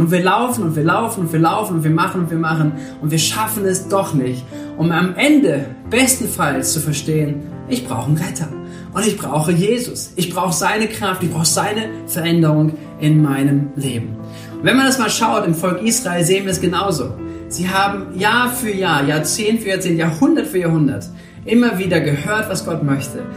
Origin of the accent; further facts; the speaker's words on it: Germany; bei uns in Deutschland